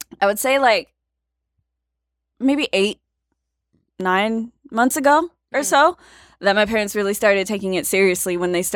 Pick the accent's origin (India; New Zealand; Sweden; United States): United States; Austin, Texas; I am from Austin, Texas. Okay. Born and raised